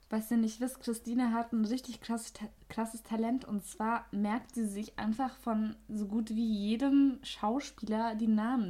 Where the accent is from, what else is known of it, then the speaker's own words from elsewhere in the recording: Austria; accent: Austrian rolled R; Also ich komme aus Österreich man hört es, uh. glaube ich, an dem R, ne?